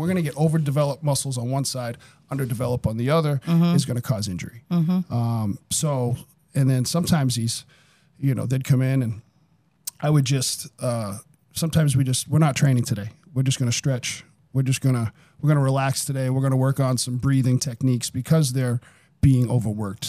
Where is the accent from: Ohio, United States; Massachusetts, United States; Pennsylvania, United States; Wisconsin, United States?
Massachusetts, United States; Somerville; also born or lived in Medford, Massachusetts / Lowell, Massachusetts / Los Angeles / Everett, Massachusetts; now in Fitchburg area, United States; I grew up in Somerville. I lived in Somerville until I was 12 or 13, then moved to Medford